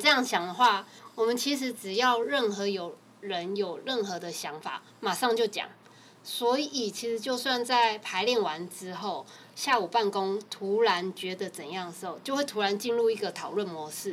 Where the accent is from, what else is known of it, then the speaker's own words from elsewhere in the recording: Taipei, Taiwan; 其实我们就是台北人嘛